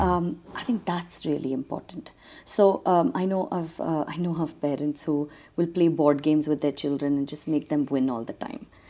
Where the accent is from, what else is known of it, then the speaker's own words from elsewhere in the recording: Trinidad & Tobago; now in Bangalore, India; growing up in Trinidad